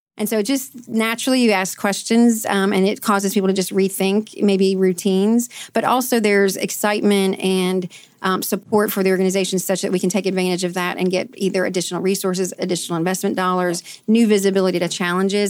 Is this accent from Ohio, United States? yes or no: yes; Canton, Ohio, United States; moved away as an adult; now in Louisville, United States; I'm from Canton, Ohio, actually. I moved to Louisville to go to Bellarmine University